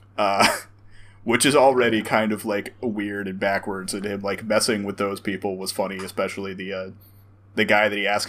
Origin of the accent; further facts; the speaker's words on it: the South, United States; we grew up in the South